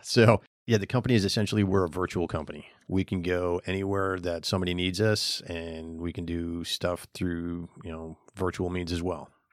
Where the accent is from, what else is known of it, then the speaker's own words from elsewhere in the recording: New Hampshire, United States; moved away as an adult; also born or lived in Finland; now in Florida, United States; I'm originally from New Hampshire